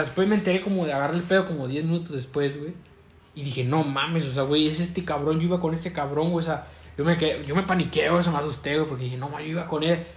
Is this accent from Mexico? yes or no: yes; Mexico; Somos mexicanos